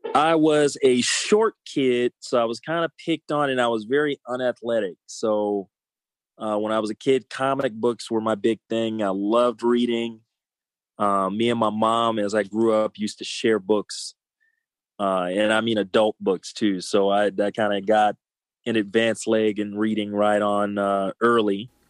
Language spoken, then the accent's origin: English; Los Angeles, California, United States; I grew up in South Central LA and I saw a lot growing up there